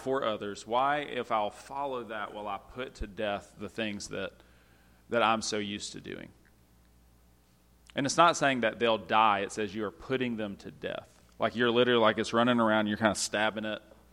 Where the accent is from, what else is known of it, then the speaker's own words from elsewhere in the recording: United States; As an American